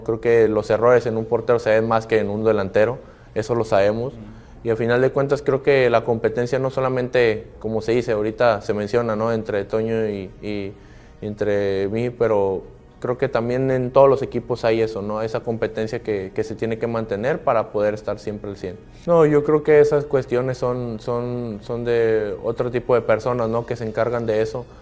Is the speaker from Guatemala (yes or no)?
no; Mexico; como mexicanos